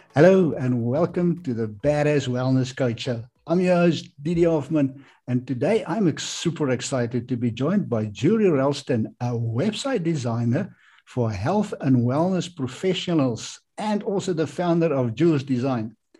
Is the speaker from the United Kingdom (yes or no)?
no; South Africa; I'm from South Africa